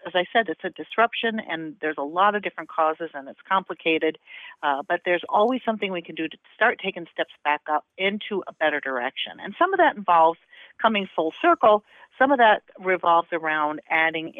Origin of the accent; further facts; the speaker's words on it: Southern Indiana, United States; We didn't grow up in the South. We grew up in Southern Indiana